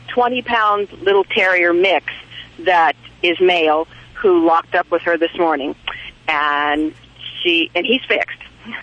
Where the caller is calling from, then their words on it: Bend, Oregon, United States; Bend, Oregon.